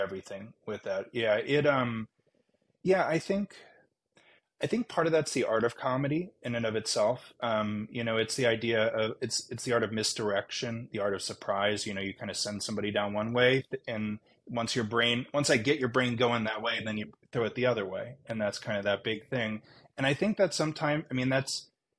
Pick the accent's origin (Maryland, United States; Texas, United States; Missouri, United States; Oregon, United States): Maryland, United States; Baltimore; also born or lived in Northfield, Minnesota; now in Santa Barbara, United States; I'm from Baltimore